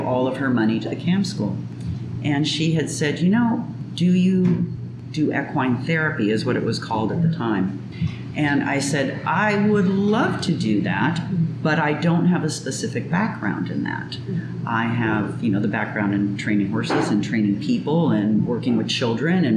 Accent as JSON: {"language": "English", "region": "California", "country": "United States", "tie": "born or raised there", "also_born_or_lived": "Oregon", "moved": "as an adult", "lives_now": "Mexico", "said": "I was born in California, raised there"}